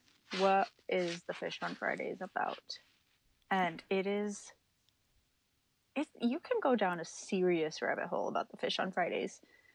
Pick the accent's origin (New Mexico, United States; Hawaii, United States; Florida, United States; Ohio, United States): New Mexico, United States; Southern; growing up in Southern New Mexico, it was a thing.